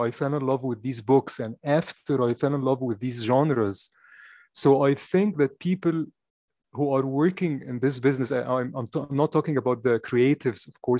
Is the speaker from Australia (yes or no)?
no; Egypt; moved away as an adult; also born or lived in London; I was born in Egypt and I grew up in Egypt.